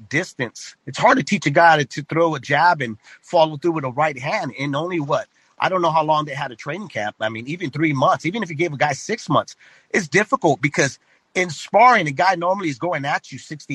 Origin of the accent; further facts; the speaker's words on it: the Bay Area, California, United States; now in Riverbank, United States; I grew up in the Bay Area, but I live here in the Valley now.